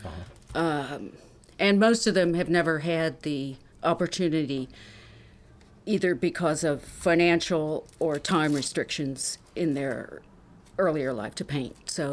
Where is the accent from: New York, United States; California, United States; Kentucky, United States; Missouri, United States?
Kentucky, United States; Erlanger; Erlanger, Kentucky.